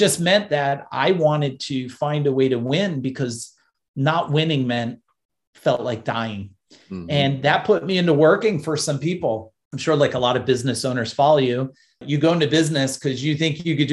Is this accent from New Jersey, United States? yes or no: yes; New Jersey, United States; I was born in New Jersey